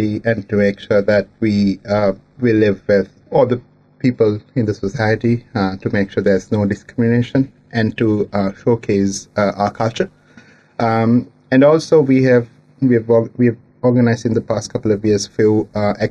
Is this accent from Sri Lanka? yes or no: yes; Sri Lanka; moved away as an adult; now in New Zealand; I'm originally from Sri Lanka. Been living in New Zealand for the last 5 years now